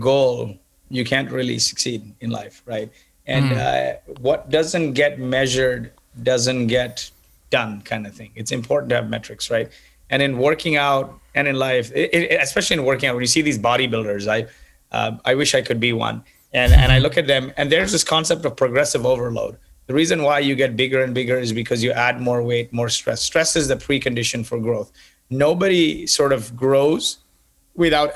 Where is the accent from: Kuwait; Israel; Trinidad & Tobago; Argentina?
Kuwait; also born or lived in Canada; now in United States; I grew up in Kuwait in the Middle East, and they brought me to Canada. And after I finished engineering, I moved from Canada to the US.